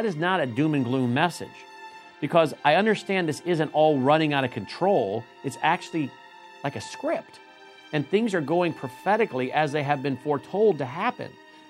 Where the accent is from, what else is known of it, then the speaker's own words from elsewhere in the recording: United States; As an American